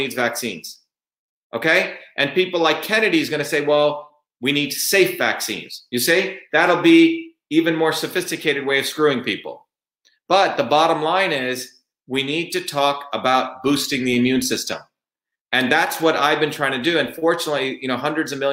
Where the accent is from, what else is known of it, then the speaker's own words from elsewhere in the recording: India; now in United States; When I grew up in India, in my small village in India, my grandmother was a village healer